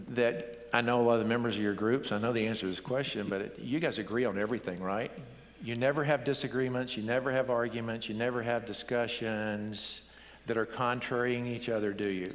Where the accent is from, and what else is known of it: United States